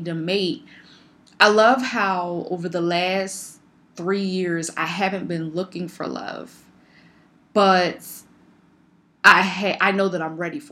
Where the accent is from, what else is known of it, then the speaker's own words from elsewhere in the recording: Philadelphia, Pennsylvania, United States; like myself, was born and raised in Philadelphia